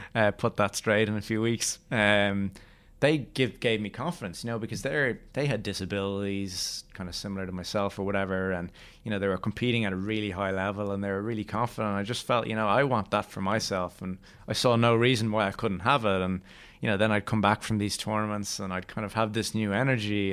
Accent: Ireland; We're Irish

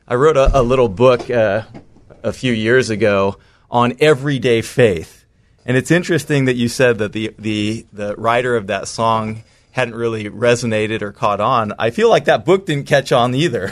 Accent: just outside of San Francisco, California, United States; I grew up in the United States, just outside of San Francisco, California

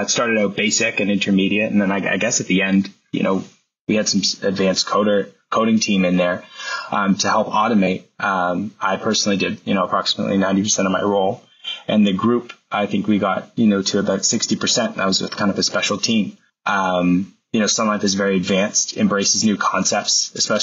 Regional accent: Alliston, Ontario, Canada; also born or lived in Newmarket, Ontario / Mono, Ontario / Colgan, Ontario; Before I moved to Newmarket, I grew up in Alliston and Mono, attending an elementary school in Colgan, Ontario

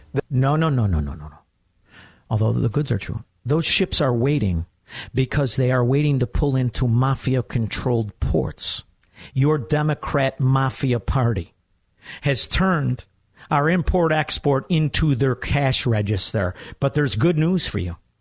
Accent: Chicago, Illinois, United States; I'm from Chicago

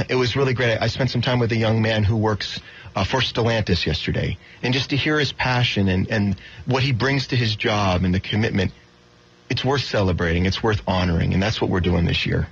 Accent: Florida, United States; I'm from Florida.

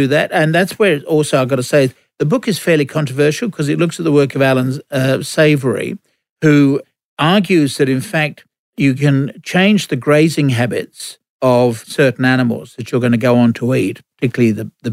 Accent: England, United Kingdom; now in Australia; When I was growing up in England

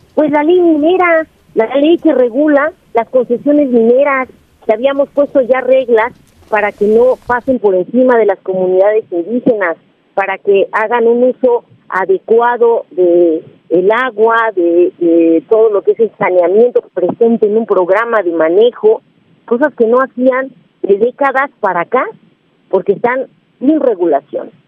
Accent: Mexico; nosotros como mexicanas y mexicanos

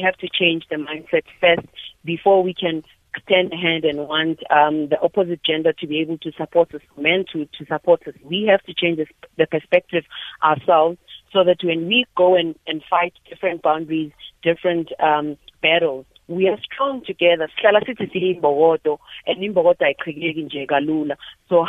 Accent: Johannesburg, Gauteng, South Africa; I was born and bred in Alexandra

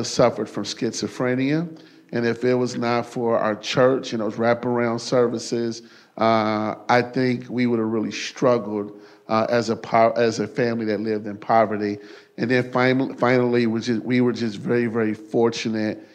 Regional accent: Chicago, Illinois, United States; moved away as an adult; now in Cincinnati, United States; I grew up in Chicago. I grew up in one of the toughest public housing developments in the country.

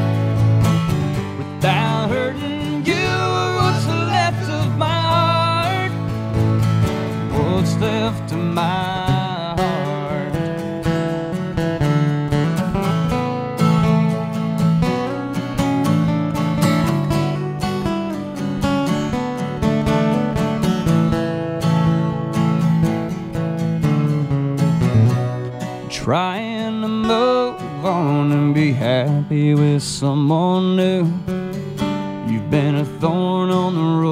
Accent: Abilene, Kansas, United States; also born or lived in Topeka, Kansas; I'm from Abilene, Kansas, and I'm also from Topeka, Kansas.

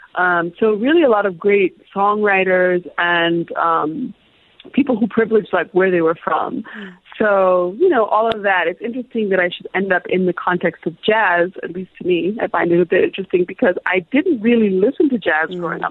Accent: Illinois, United States; also born or lived in Zambia; growing up, we grew up in a in a small kind of college town. My father was a professor at a university in, in Illinois

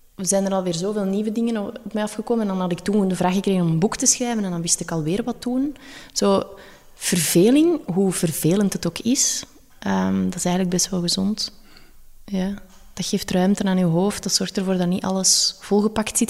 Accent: Belgium; dan zeg ik wel, ja, Belgium

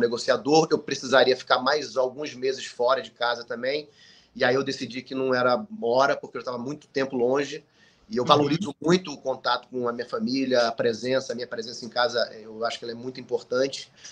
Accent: Manaus, Amazonas, Brazil; quando eu era pequeno em Manaus

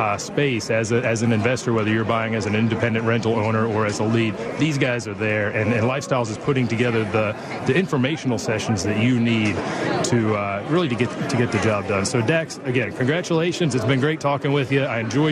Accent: Dallas, Texas, United States; I had the opportunity to see you up in Dallas. I'm from Dallas.

